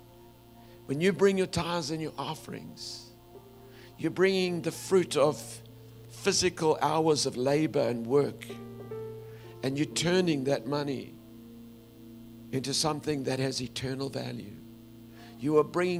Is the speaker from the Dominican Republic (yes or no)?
no; South Africa; the culture I grew up in South Africa is men really don't cry in public